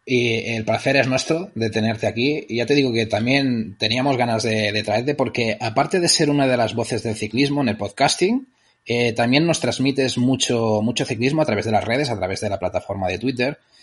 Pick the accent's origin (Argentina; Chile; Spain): Spain; Vic, Catalonia; yo soy de Vic.